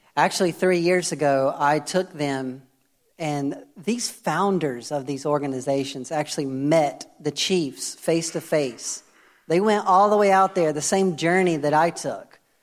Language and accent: English; United States; moved away; I'm American